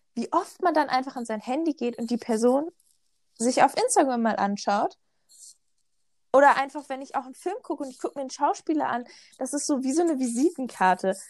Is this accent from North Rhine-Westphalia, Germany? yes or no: yes; North Rhine-Westphalia, Germany; moved away as an adult; now in Switzerland; ich komme aus NRW, aber lebe im Moment in der Schweiz